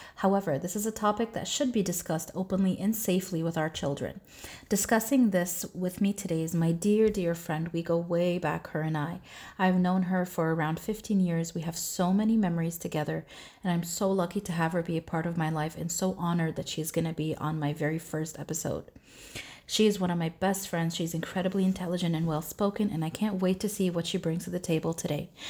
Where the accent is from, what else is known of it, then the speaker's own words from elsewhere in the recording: Toronto, Ontario, Canada; I grew up in Canada, in uh, Toronto